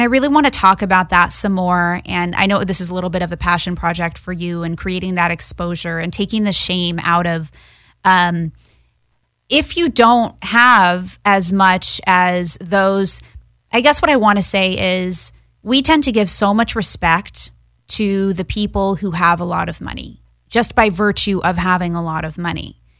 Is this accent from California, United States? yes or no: yes; Los Angeles, California, United States; I grew up in Westwood.